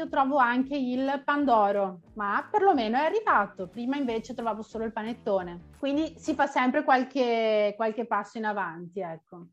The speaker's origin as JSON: {"language": "Italian", "town": "Vicenza", "region": "Veneto", "country": "Italy", "tie": "born or raised there", "moved": "as an adult", "lives_now": "Porto Alegre, Brazil", "said": "Sono nata a Vicenza, che è una piccola città che si trova in Veneto, nel nord Italia, nord-est Italia, e abito da 5 anni a Porto Alegre"}